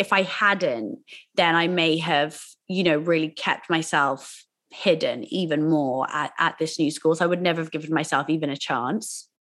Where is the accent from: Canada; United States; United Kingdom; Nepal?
United Kingdom; Oxford, South East England; I grew up in school in Oxford